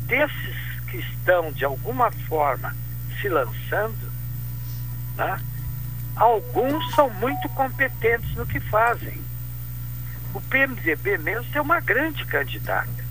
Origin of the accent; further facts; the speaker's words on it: Pelotas, Rio Grande do Sul, Brazil; eu sou pelotense de nascimento